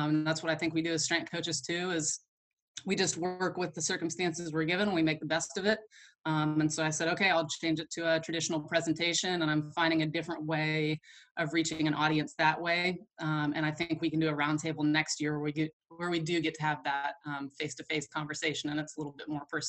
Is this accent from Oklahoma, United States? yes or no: yes; Oklahoma, United States; I feel like it's not the same weather that I was used to from Kentucky, and it's definitely challenging me as an Oklahoman.